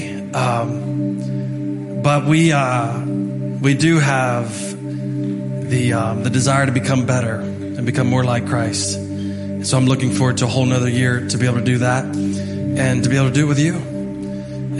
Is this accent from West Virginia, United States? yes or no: yes; Martinsburg, West Virginia, United States; I'm from Martinsburg, West Virginia